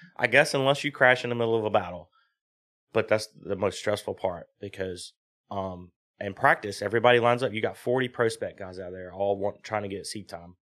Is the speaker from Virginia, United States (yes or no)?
yes; South Boston, Virginia, United States; also born or lived in New Jersey; I'm from South Boston, Virginia, which is, like, twenty minutes from V I R